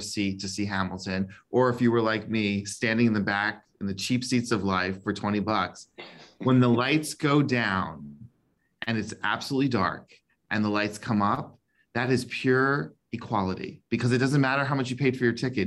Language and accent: English; Bahamas; now in Florida, United States; And I came from the Bahamas. I came from very humble beginnings.